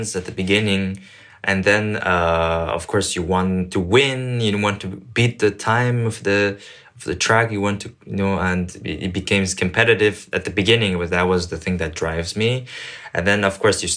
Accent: Canada; also born or lived in Paris, France / China; I was born in Paris and I grew up in Canada and I'm from China

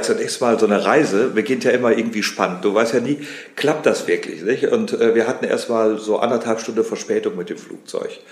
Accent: Rheine, North Rhine-Westphalia, Germany; also born or lived in Paris / Rome; ich komme aus dem Bistum Münster, wie gesagt, und äh, aus Rheine gebürtig

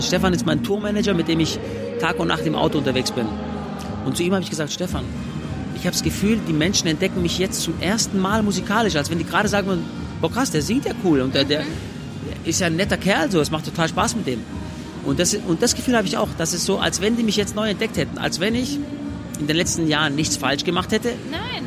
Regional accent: Swabia, Baden-Württemberg, Germany; Die zweite Mama, die ich habe, ist Deutschland, weil ich hier geboren bin

